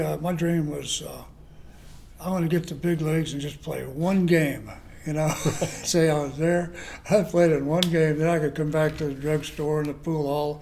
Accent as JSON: {"language": "English", "town": "Chelsea", "region": "Oklahoma", "country": "United States", "tie": "born or raised there", "said": "My dream was growing up in Chelsea, Oklahoma"}